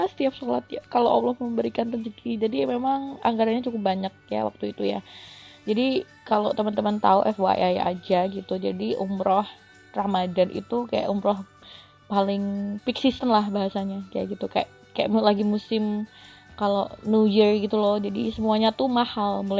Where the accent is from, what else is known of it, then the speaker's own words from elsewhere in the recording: Bojonegoro, East Java, Indonesia; kebetulan kan aku asli Bojonegoro Jawa Timur dan aku ikut organisasi kepemudaan di Jawa Timur